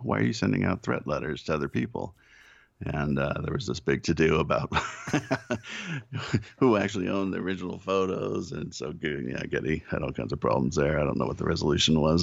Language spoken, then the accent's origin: English; United States; I'm an American